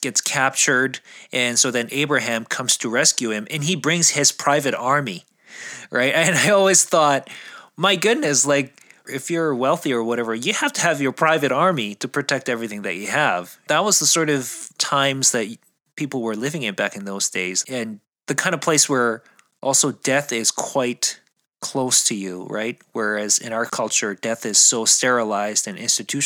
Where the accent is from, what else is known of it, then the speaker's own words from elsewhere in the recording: South Korea; moved away; I was growing up in South Korea